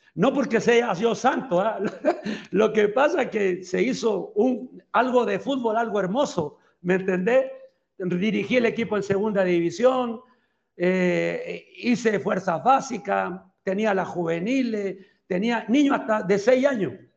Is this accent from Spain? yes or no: no; Chile; moved away as an adult; also born or lived in El Salvador / Belize / Nicaragua; now in Guatemala; soy chileno, sigo siendo chileno